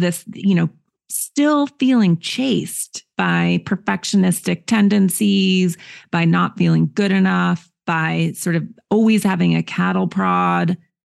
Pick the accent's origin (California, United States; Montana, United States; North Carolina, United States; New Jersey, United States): Montana, United States; I grew up in nature in Montana to liberal parents who are not patriarchal at all.